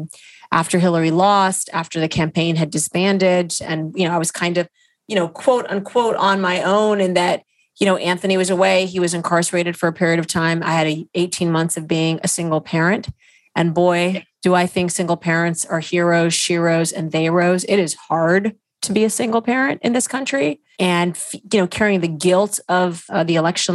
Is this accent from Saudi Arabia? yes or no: yes; Saudi Arabia; now in United States; growing up in Saudi Arabia